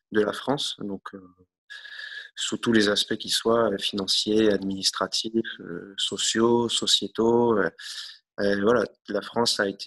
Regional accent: New Caledonia; Euh, on est calédonien, mais on est aussi français.

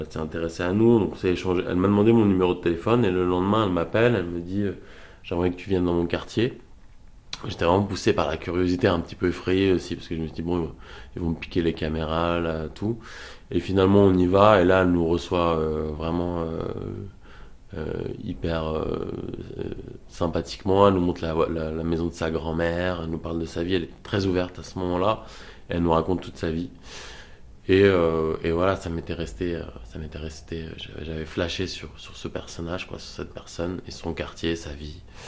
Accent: France; je suis français

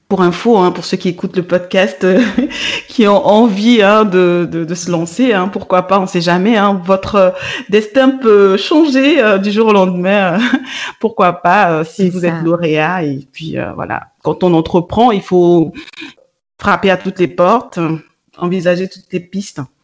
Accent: Burkina Faso; moved away; moi, je suis originaire du Burkina

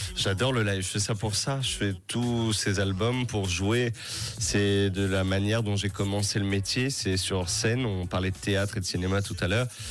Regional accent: Créteil, Île-de-France, France; quand j'étais petit à 12 ans euh, dans une MJC, une maison pour tous à côté de chez moi à Créteil.

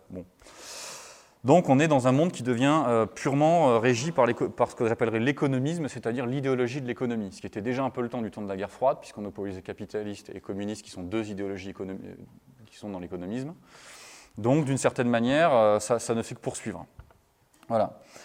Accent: France; vous excusez mon accent anglais, je suis un bon français

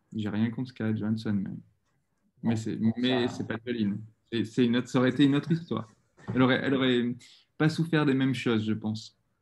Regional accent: Bordeaux, Nouvelle-Aquitaine, France; j'ai grandi à Bordeaux, dans un quartier assez calme, tranquille.

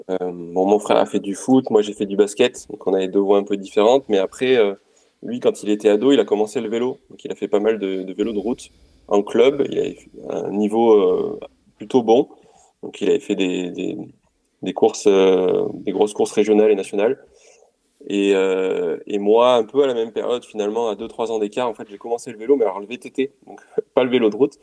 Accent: Romagnat, Auvergne-Rhône-Alpes, France; je suis un Auvergnat pure souche, j'ai grandi juste à côté de Clermont-Ferrand donc euh, à Romagna précisément

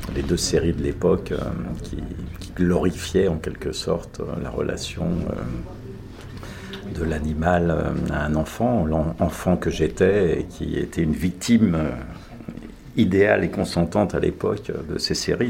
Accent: Sologne, Centre-Val de Loire, France; chez moi en Sologne

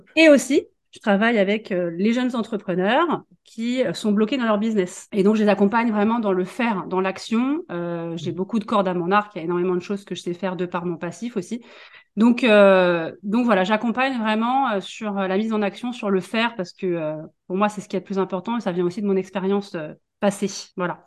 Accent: Paris region, Île-de-France, France; moved away as an adult; now in Vendée, France; je suis parisienne. Moi, je suis née, je suis en région parisienne. j'ai fait toute ma vie là-bas, mes études.

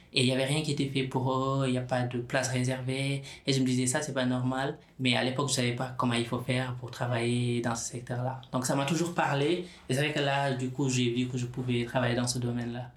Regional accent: Senegal; now in France; depuis tout petit, moi, je viens du Sénégal, la culture ainsi que la religion musulmane, la, la, solidarité, elle est très, très présente

